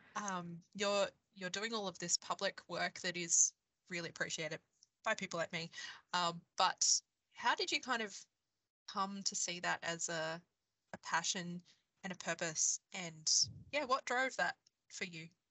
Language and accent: English; Queensland, Australia; I grew up in Queensland, in Australia